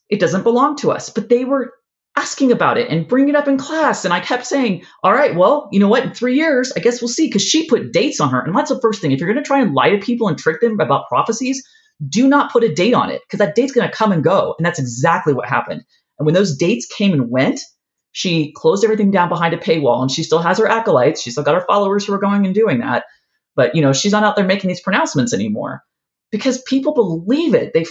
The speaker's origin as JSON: {"language": "English", "region": "California", "country": "United States", "tie": "born or raised there", "also_born_or_lived": "Ohio", "said": "I didn't grow up here. I grew up in California and yeah. in Ohio, and then we moved here."}